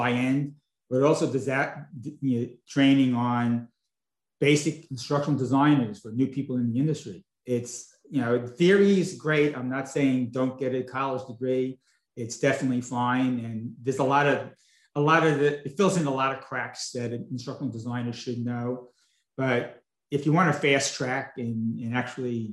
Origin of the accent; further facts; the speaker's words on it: Long Island, New York, United States; also born or lived in Brooklyn, New York; now in Palm Beach, United States; I was born in Brooklyn. I grew up most of my younger life on Long Island. And then moved down here to Florida.